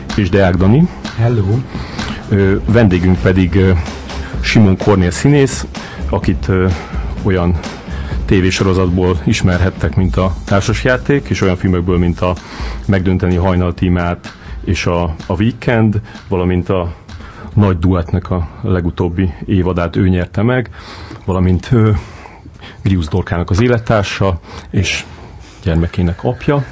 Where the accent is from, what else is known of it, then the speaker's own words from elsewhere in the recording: Szeged, Csongrád-Csanád, Hungary; én is Szegeden nőttem fel